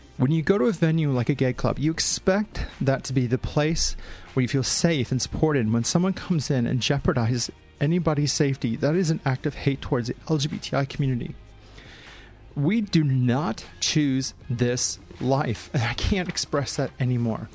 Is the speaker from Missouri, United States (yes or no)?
yes; St. Louis, Missouri, United States; moved away as an adult; now in Australia; my hometown of St. Louis